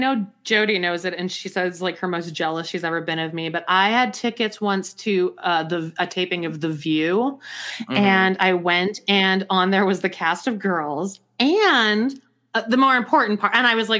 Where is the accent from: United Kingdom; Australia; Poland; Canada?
Canada; Calgary, Alberta; moved away as an adult; also born or lived in New York, United States; I'm from Calgary.